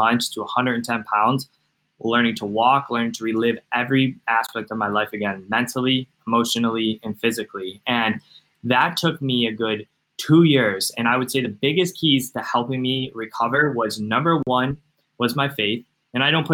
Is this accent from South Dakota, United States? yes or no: no; Cleveland, Ohio, United States; I'm from Cleveland, Ohio.